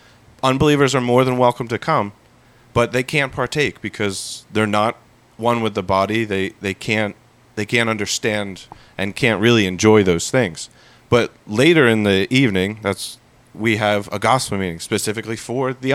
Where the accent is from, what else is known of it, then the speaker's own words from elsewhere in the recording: United States; we as the American culture